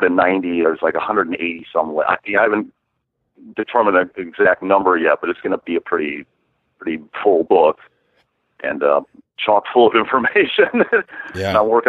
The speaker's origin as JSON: {"language": "English", "region": "Wisconsin", "country": "United States", "tie": "born or raised there", "moved": "as an adult", "lives_now": "Oregon, United States", "said": "I grew up in Wisconsin and I've fished my whole life since I was a child"}